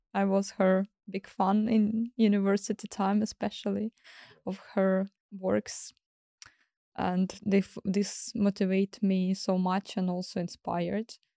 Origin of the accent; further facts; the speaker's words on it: Kyiv, Ukraine; English is a second language; moved away; also born or lived in Crimea / southern Ukraine; I moved to Kyiv back to my mom, where I start to go to school